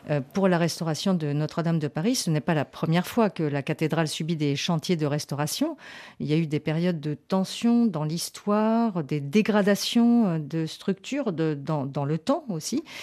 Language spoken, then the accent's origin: French; Chile; Nous sommes 12 amis qui nous eh, connaissons depuis 40 ans. On vient du Chili pour une semaine en France.